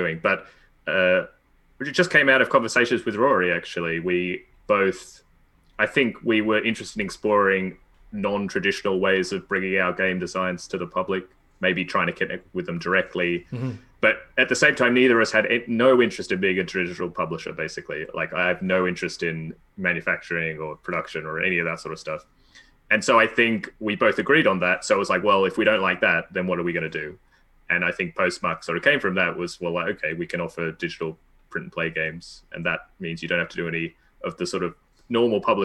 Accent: Australia; moved away as an adult; also born or lived in Cambridge, United Kingdom; I'm Australian and I lived in Australia

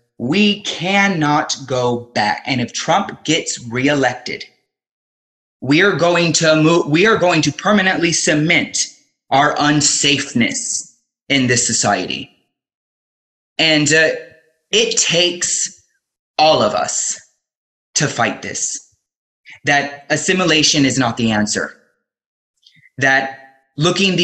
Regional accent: Miami, Florida, United States; even though I identify as an American and I was born in Miami, Florida

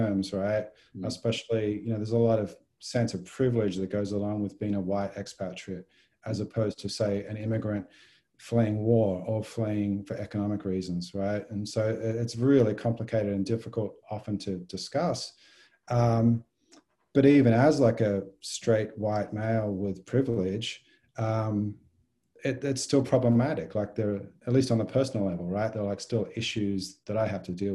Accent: Victoria, Australia; moved away as an adult; also born or lived in Warrnambool, Australia / Brisbane, Australia; now in Texas, United States; I was born and raised in Australia

